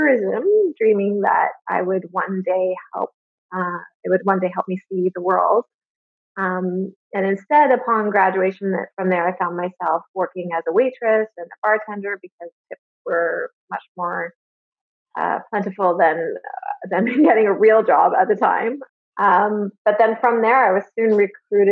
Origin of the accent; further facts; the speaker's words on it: Alliston, Ontario, Canada; also born or lived in Toronto; I was born in Toronto, but I grew up in a really small town called Alice, Ontario